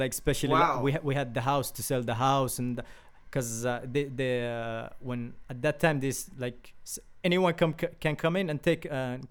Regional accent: Morocco; also born or lived in Yemen; now in Italy; Well, I come from Morocco and from Yemen. In Yemen, there is a war.

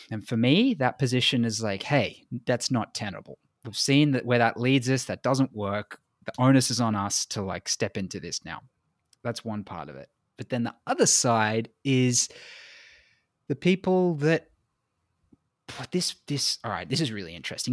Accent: Australia; I'm white and I'm from Australia

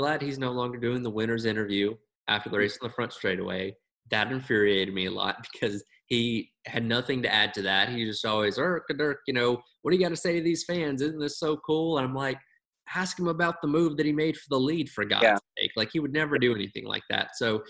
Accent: Georgia, United States; We're from Georgia

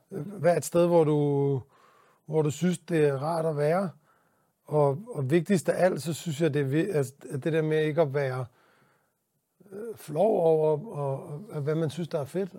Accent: Denmark

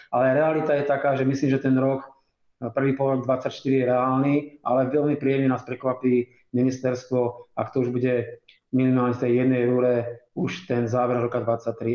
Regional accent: Žilina, Žilina Region, Slovakia; som rodinný Žilinčan, hej, Celé roky som tu vyrastal, krátka prestávka, vysoká škola, potom sa vrátil

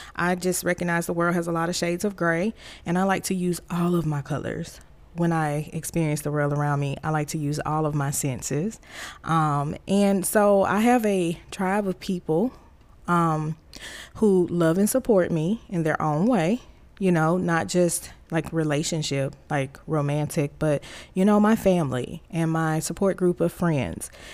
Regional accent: Tuscaloosa, Alabama, United States; moved away as an adult; I was born and raised in Alabama, Tuscaloosa Road Tide, Big Country, Alabama

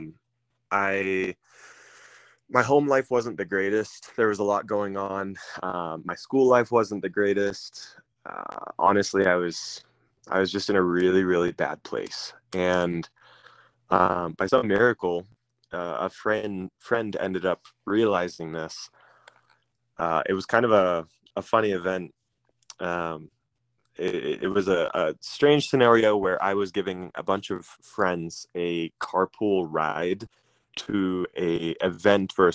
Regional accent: Washington, United States; moved away as an adult; also born or lived in West Virginia; now in Colorado, United States; I grew up in Washington State. I grew up in a small-ish town about an hour and a half outside of Seattle on what's called the Puget Sound

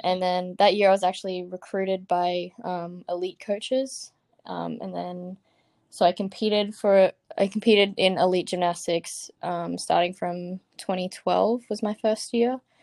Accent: Brisbane, Queensland, Australia; moved away as an adult; now in California, United States; I'm from Brisbane, um, in Queensland, Australia

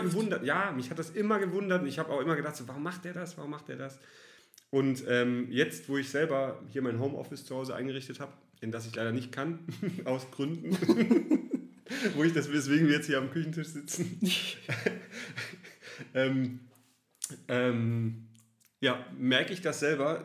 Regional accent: Southern Germany, Germany; moved away as an adult; now in Cologne, Germany; Ich komme tatsächlich aus Süddeutschland, bin nach Köln gezogen, bin überzeugter Kölner.

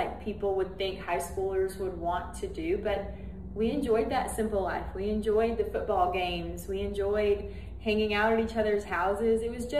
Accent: Madison, Alabama, United States; Madison was a lot smaller than it is now. People would still say it's a small town, but it was a really small town back then.

